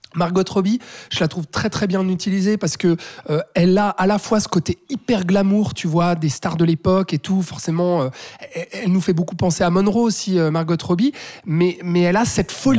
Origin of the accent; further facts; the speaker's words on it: Switzerland; chez nous en Suisse